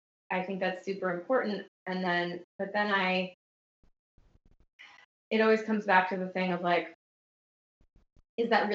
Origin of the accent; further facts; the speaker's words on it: New York, United States; as a New Yorker